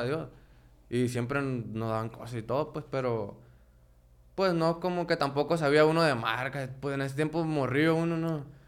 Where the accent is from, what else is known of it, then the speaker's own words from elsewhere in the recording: La Paz, Baja California Sur, Mexico; now in Culiacán, Mexico; yo nací en La Baja, en La Paz.